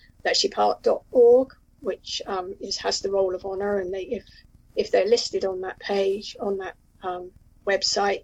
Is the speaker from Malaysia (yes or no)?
no; Mitcham, London, United Kingdom; I grew up in Mitcham, which is Mitcham, Surrey, which is really South London